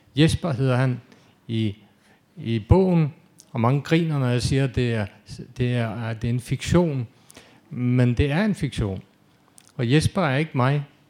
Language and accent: Danish; Denmark; also born or lived in Norway